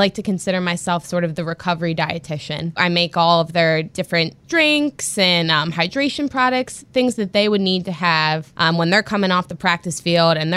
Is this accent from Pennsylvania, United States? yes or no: yes; Philadelphia, Pennsylvania, United States; growing up in the Philadelphia area